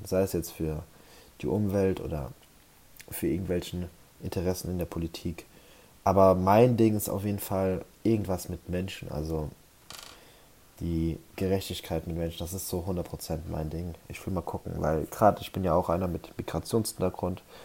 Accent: Germany; ich bin ja hier auf dem Dorf aufgewachsen

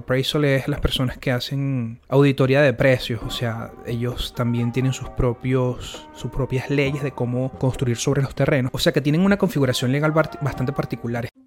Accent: Venezuela; moved away; uno como venezolano

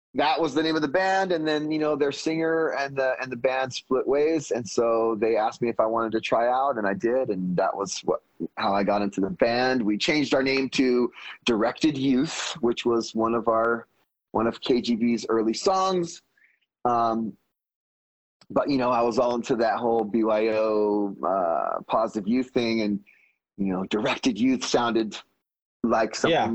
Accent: Fresno, California, United States; we are from Fresno

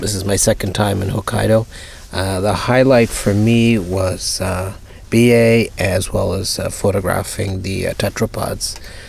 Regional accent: Toronto, Ontario, Canada; I'm from Toronto, Canada.

